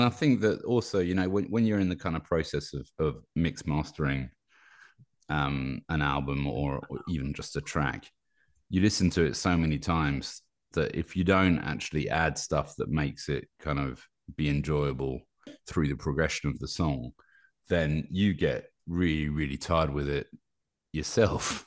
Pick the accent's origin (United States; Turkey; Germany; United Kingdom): United Kingdom; also born or lived in Paris, France; now in Normandy, France; I'm British, but I live in Paris